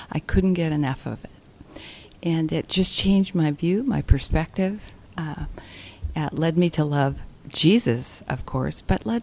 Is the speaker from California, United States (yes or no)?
yes; California, United States; Well, I'm from California, but uh, growing up, I moved six times in my first 12 years.